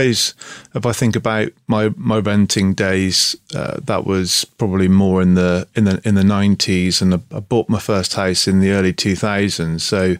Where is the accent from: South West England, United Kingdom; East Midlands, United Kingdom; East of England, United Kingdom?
South West England, United Kingdom; I'm from the southwest